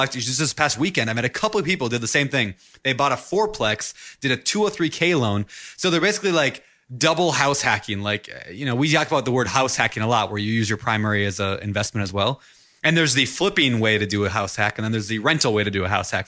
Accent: Minnesota, United States; moved away; the home that I grew up in in Minnesota

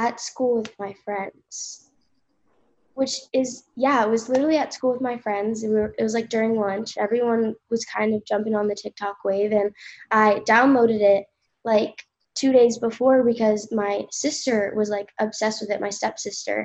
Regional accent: Ocean City, New Jersey, United States; I lived there, like, my entire life

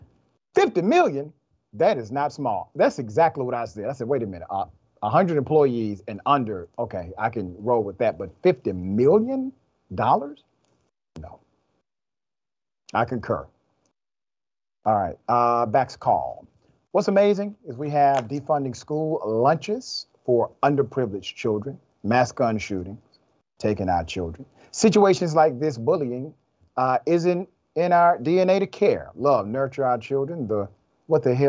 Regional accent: Atlanta, Georgia, United States; I'm from Atlanta

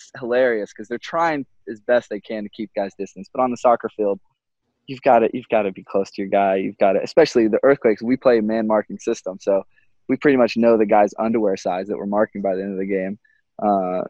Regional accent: Texas, United States; moved away; I grew up in Texas where no one really played soccer that much.

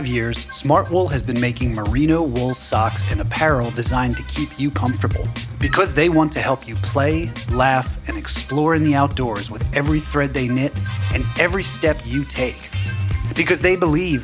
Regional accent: New York City, New York, United States; being a New Yorker

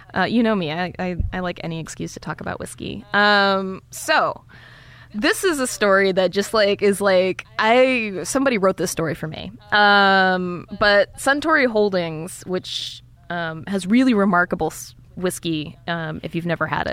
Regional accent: Iowa, United States; being from Iowa

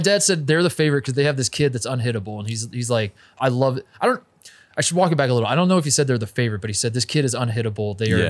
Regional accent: Cleveland, Ohio, United States; I think it might be my hometown Browns.

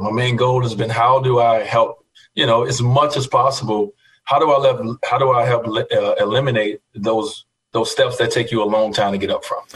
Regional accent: Chicago, Illinois, United States; growing up in Chicago, Michael Jordan

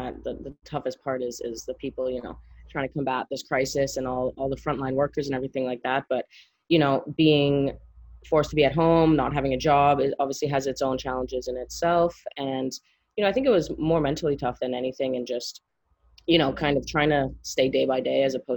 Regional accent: Montreal, Quebec, Canada; moved away; I'm from Montreal.

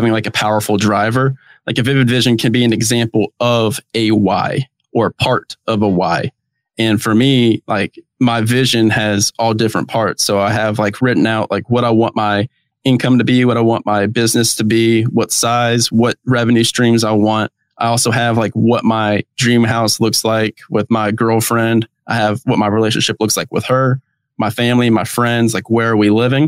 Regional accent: Atlanta, Georgia, United States; I'm from Atlanta, Georgia

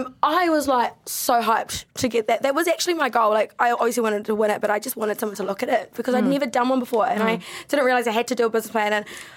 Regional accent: United Kingdom; now in New Zealand; I'm a British bitch.

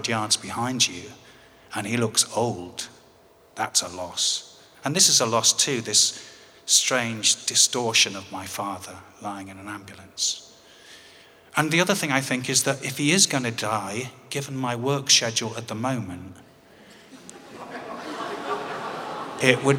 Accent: England, United Kingdom; as any Englishman would

